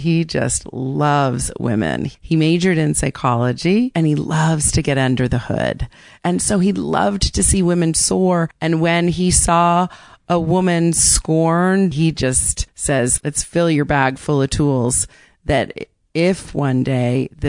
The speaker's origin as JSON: {"language": "English", "town": "Barrington", "region": "Rhode Island", "country": "United States", "tie": "born or raised there", "also_born_or_lived": "Boston", "moved": "as an adult", "lives_now": "New York City, United States", "said": "Barrington, where I grew up"}